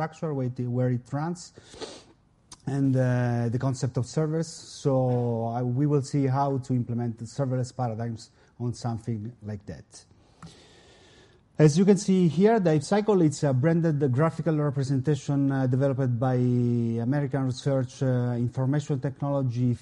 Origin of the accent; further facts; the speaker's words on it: Milan, Lombardy, Italy; I come from Italy, Milano.